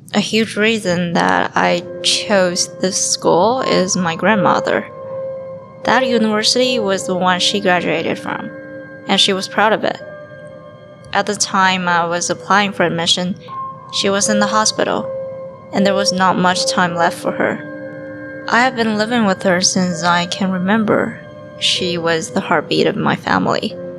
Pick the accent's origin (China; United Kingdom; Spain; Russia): China; Beijing; moved away as an adult; now in Ottawa, Canada; I was attending a university in my hometown, Beijing.